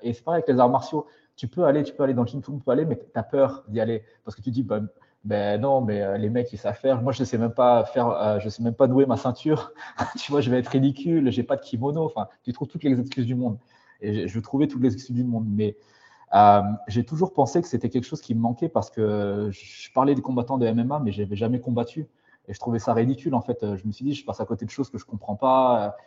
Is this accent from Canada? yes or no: no; France; moved away as an adult; also born or lived in Paris / Switzerland; now in Singapore, Singapore; je suis malgache, mais j'ai grandi en France